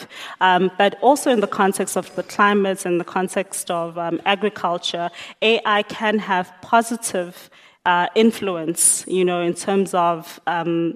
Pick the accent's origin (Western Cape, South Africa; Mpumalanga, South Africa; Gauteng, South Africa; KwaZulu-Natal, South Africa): Mpumalanga, South Africa; Emalahleni; also born or lived in Johannesburg; I was born and bred there